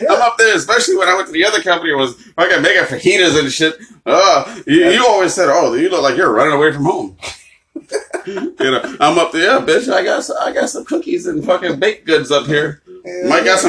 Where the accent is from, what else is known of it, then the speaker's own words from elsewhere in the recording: Massachusetts, United States; Like, I'm from Massachusetts, my mother.